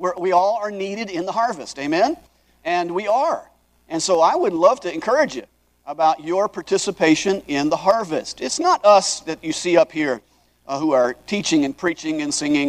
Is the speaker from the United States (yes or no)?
yes; Hawaii, United States; I grew up in Hawaii